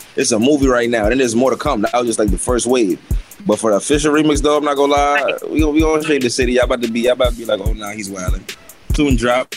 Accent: New York, United States; Uptown, Big Bronx.

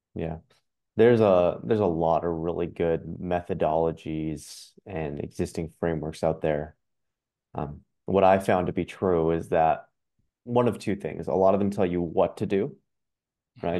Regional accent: Ottawa, Ontario, Canada; I'm from Ottawa

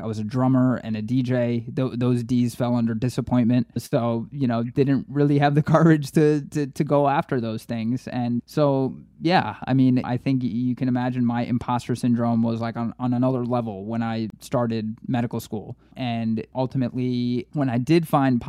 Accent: Queens and Long Island, New York, United States; also born or lived in Brooklyn, New York; I was born in Brooklyn, grew up in Queens and Long Island

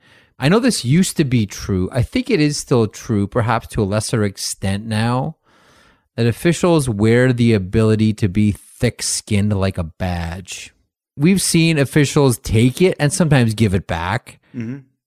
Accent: Canada; As a Canadian, I'm quite thankful that he didn't have the chance to stop McDavid, Crosby, and others in the Olympics, however.

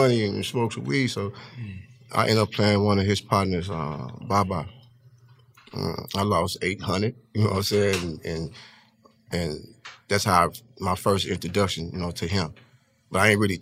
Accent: St. Louis, Missouri, United States; growing up in St. Louis in the area where motherfuckers die every other day

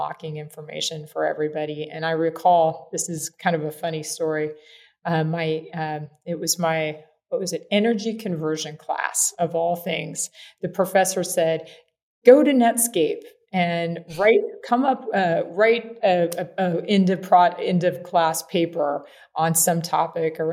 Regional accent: Kansas, United States; I'm actually a farm kid. I grew up in Kansas

